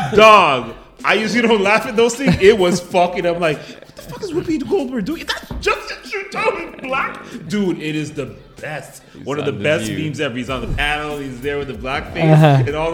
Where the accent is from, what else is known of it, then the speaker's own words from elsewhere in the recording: Jamaica; I'm Jamaican